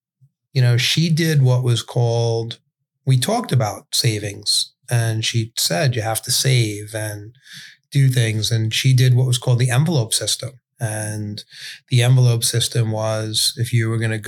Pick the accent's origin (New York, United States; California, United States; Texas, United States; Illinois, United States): New York, United States; New York City; grew up in Brooklyn in a neighborhood.